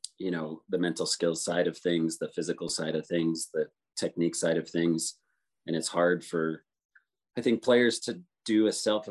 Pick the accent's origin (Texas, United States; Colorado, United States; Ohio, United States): Colorado, United States; Steamboat Springs; moved away; also born or lived in Utah; I grew up in Steamboat